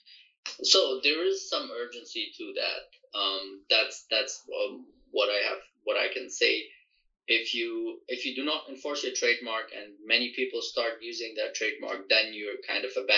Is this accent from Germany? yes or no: yes; Germany; moved away; I grew up in Europe, so in Germany